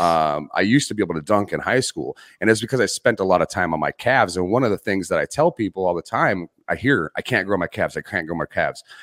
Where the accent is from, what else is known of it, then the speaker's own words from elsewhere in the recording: Arizona, United States; I grew up in Arizona.